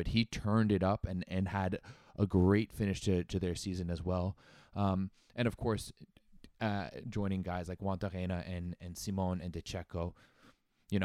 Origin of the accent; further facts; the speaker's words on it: Canada; as a Canadian